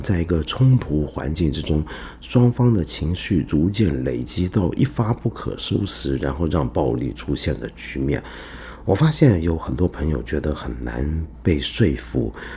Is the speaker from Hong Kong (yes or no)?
yes; Hong Kong; also born or lived in mainland China; now in China; 我小时候在香港